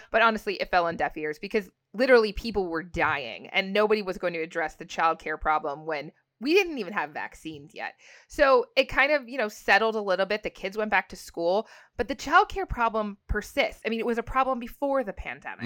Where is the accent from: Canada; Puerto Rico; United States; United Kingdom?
Canada; I'm Canadian